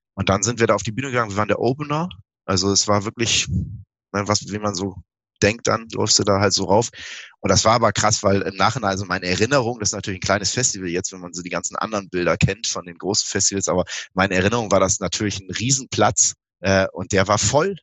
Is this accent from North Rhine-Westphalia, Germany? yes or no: no; Osterholz-Scharmbeck, Lower Saxony, Germany; also born or lived in Bremen; Das war in einem Kulturzentrum in Ostholz-Scharmbeck, meinem Heimatort